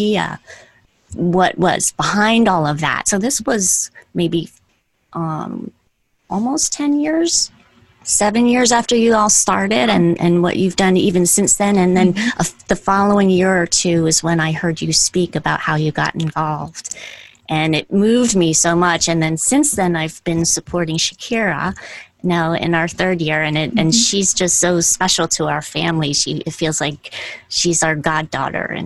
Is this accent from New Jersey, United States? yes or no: yes; New Jersey, United States; I'm from Jersey, so that's my vernacular